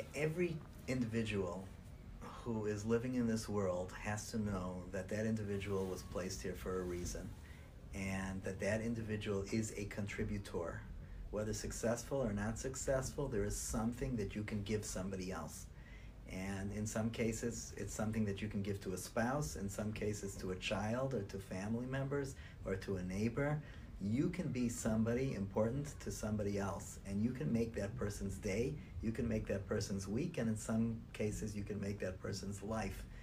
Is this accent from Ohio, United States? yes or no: yes; Cleveland, Ohio, United States; moved away as an adult; also born or lived in New York / New Jersey / Israel; I was born and nurtured in Cleveland, Ohio